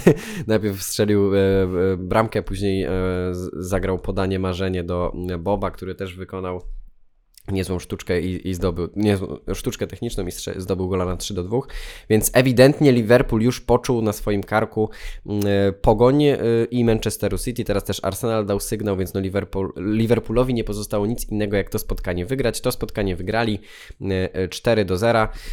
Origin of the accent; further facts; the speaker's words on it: Poland; Opowiadałem, że z Polski